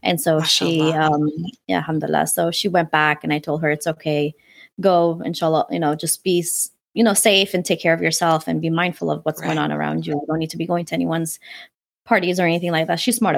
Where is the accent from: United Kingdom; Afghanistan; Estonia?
Afghanistan; born there; You know, I was born in Afghanistan. He's Pakistani.